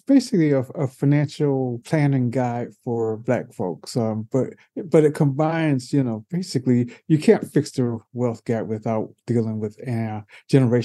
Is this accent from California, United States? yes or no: no; Baltimore, Maryland, United States; I was born in Baltimore.